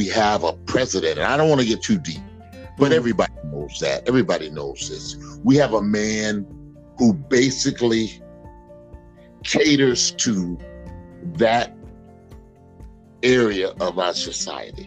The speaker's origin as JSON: {"language": "English", "town": "Mobile", "region": "Alabama", "country": "United States", "tie": "born or raised there", "said": "When I was a young boy growing up in Mobile, Alabama"}